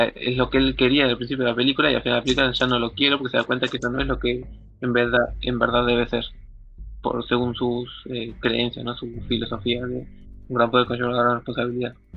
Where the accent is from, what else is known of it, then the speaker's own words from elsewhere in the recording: Argentina; nosotros somos argentinos